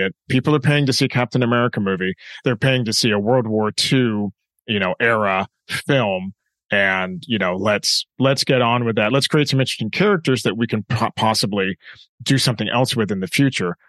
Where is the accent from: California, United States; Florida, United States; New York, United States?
California, United States; Southern; I grew up in Southern California